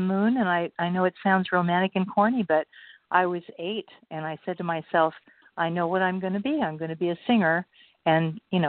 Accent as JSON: {"language": "English", "town": "Los Angeles", "region": "California", "country": "United States", "tie": "born there", "also_born_or_lived": "Oregon", "said": "And it was sort of back and forth between Southern California, where I was born. I was born in Los Angeles."}